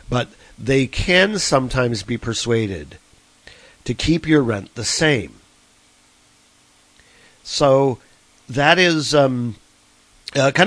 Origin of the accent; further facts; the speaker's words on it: Cleveland, Ohio, United States; now in Chicago, United States; I was born and raised in Cleveland